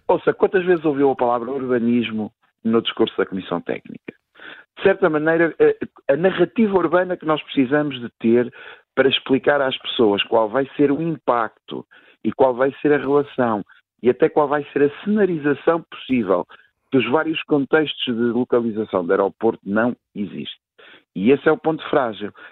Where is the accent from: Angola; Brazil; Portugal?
Portugal; para mim, enquanto português